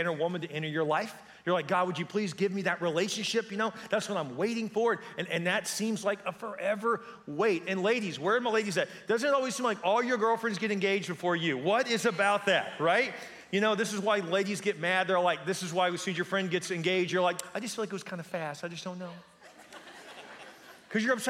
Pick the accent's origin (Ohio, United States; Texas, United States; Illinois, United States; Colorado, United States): Texas, United States; Houston; I grew up in Houston.